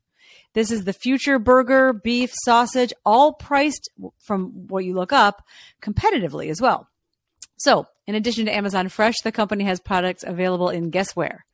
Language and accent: English; Chicago, Illinois, United States; Did I tell you I was from Chicago?